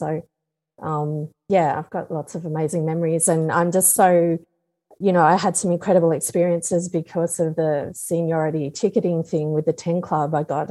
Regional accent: Canberra, Australian Capital Territory, Australia; Canberra, which is my hometown.

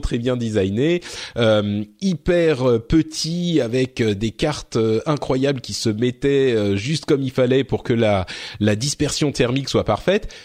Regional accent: France; chez nous, en France

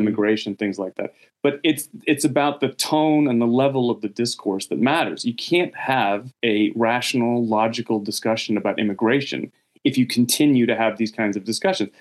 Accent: United States; now in Sweden; as an American

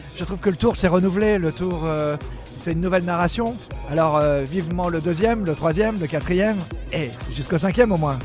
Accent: Brittany, France; chez moi en Bretagne

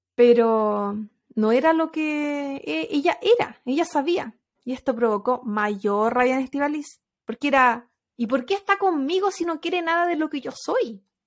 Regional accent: Chile; moved away as an adult; ahí no era migrante, vivía en mi país

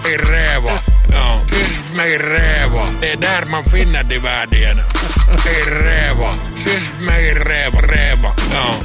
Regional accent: Finland; now in Norway; Ja, jeg er fra Finland. Jeg er stolt over for å være, være fra Finland.

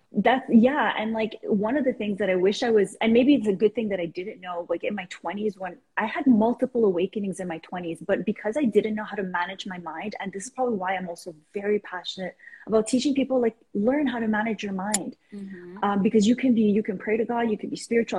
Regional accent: Iran; now in Canada; I am originally from Iran, moved to Canada a couple of years ago, well, three decades ago actually.

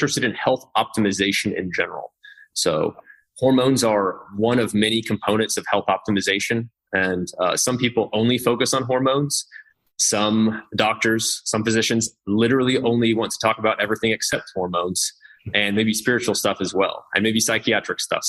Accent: Kansas, United States; I'm from Kansas

